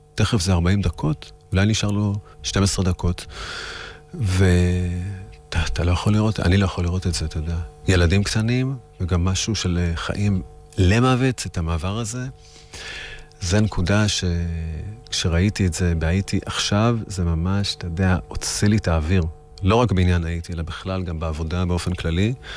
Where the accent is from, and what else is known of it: Israel; also born or lived in New York, United States